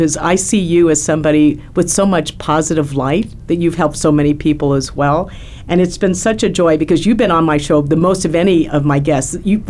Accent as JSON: {"language": "English", "country": "Philippines", "moved": "yes", "lives_now": "Arizona, United States", "said": "I'm Filipino"}